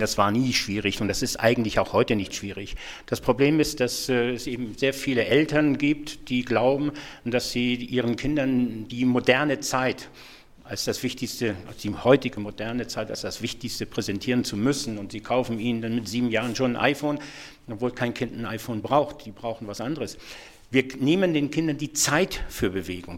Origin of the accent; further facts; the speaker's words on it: Schleswig-Holstein, Germany; Ich komme aus Schleswig-Holstein.